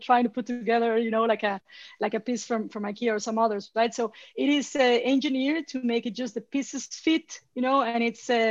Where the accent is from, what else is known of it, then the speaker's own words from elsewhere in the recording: Mexico City, Mexico; English is a second language; moved away as an adult; now in New York, United States; I'm Mexican. You know, I was born and raised in Mexico City